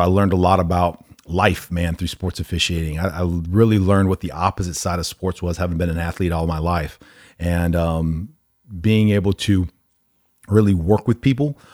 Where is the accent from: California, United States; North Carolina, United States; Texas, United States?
Texas, United States; Allen; also born or lived in Omaha, Nebraska; I grew up in Allen